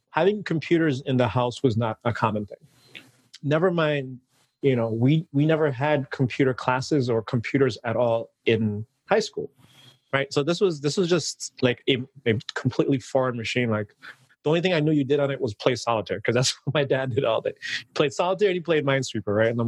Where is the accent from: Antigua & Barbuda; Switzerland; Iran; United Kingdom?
Antigua & Barbuda; moved away as an adult; originally, I'm from the Caribbean. I was born and raised in an island called Antigua. And you know, I lived there for about, I want to say the first like 19 years of my life.